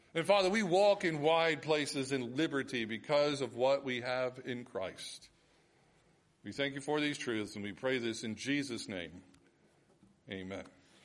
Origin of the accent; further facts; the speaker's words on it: United States; as Americans